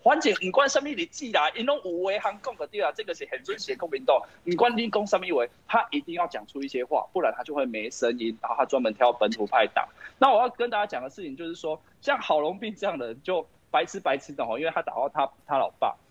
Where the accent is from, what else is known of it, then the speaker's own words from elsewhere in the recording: Taiwan; 我们台湾人